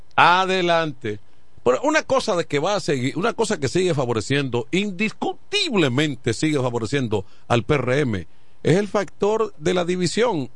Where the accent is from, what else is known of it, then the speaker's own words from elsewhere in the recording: La Romana, Dominican Republic; donde yo me crié en Villaverde